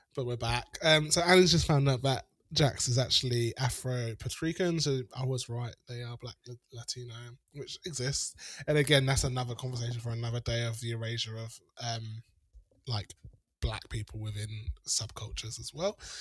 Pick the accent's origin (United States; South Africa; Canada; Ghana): South Africa; moved away; I grew up in South Africa